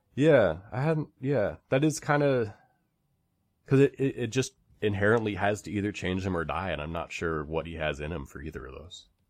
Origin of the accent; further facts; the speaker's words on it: United States; growing up in America